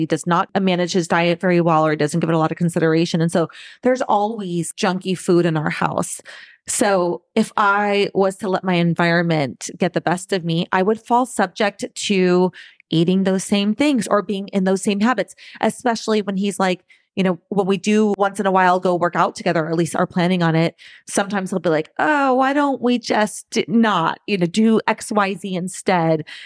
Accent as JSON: {"language": "English", "region": "Southern California", "country": "United States", "tie": "born or raised there", "also_born_or_lived": "Saint Louis / Boston", "moved": "as an adult", "said": "born and raised in Southern California, and live here again."}